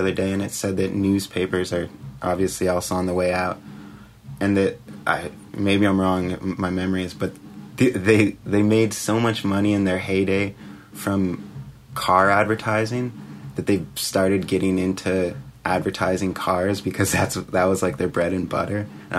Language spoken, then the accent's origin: English; Brunswick, Maine, United States; Brunswick, Maine.